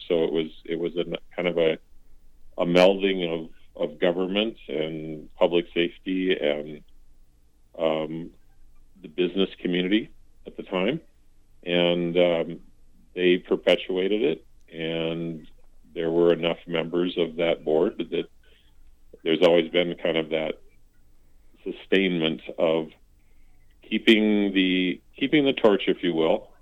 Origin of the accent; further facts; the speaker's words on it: Fairmont, Minnesota, United States; moved away as an adult; now in North Mankato, United States; my my hometown is is Fairmont